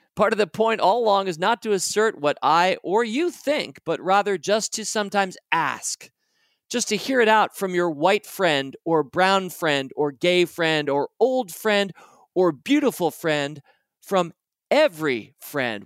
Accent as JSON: {"language": "English", "country": "United States", "said": "my experience of being an American"}